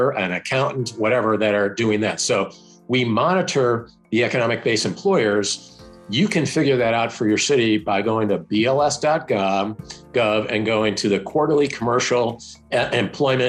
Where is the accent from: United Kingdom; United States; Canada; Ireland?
United States; Denver, Colorado; I'm from Denver.